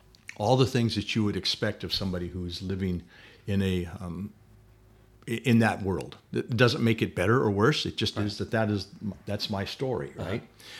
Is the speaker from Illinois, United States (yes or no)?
no; Sacramento, California, United States; moved away as an adult; also born or lived in Salt Lake City, Utah; now in Indiana, United States; ended up in Sacramento, California by about the age of three. Okay. And that's where I lived until I went away to college.